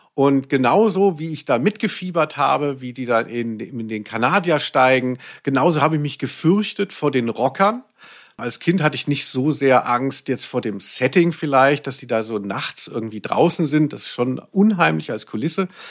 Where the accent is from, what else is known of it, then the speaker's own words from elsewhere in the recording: Central Germany, Germany; Ich komme aus der Mitte von Deutschland